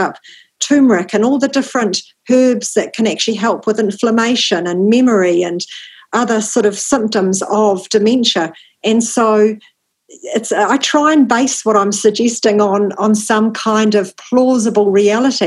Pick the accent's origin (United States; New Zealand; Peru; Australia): New Zealand; as a New Zealander